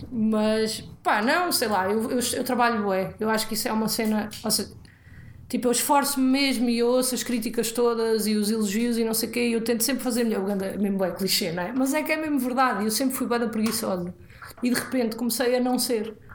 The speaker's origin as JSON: {"language": "Portuguese", "region": "Alentejo", "country": "Portugal", "tie": "born or raised there", "also_born_or_lived": "Porto", "moved": "yes", "said": "eu cresci no Alentejo"}